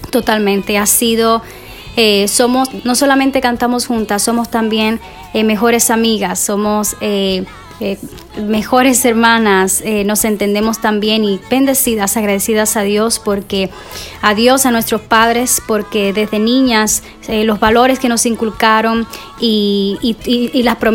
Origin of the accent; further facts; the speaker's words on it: Cuba; now in United States; originalmente nosotras somos de Cuba y vinimos a los Estados Unidos en el 2009 y créeme que fue un proceso muy difícil, eh, desafiante para nosotras el venir a un país nuevo